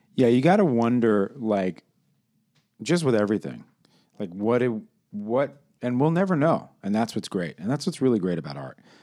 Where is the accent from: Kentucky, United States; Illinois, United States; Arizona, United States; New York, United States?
New York, United States; New York City; I'm from New York City